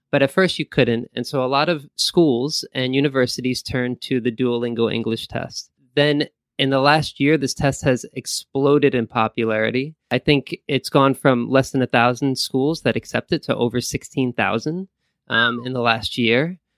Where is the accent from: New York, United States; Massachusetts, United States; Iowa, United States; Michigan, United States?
New York, United States; Valley Stream; moved away as an adult; also born or lived in Korea; now in Japan; I'm from New York, from Long Island, uh, more particularly, and, uh, which is kinda close to, uh, Queens. So I grew up in a town called Valley Stream